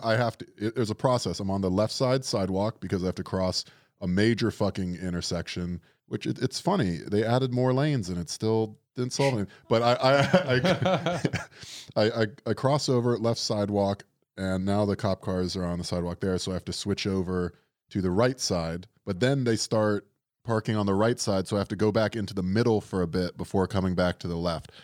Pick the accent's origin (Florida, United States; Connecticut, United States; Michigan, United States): Florida, United States; now in New York, United States; we're from Florida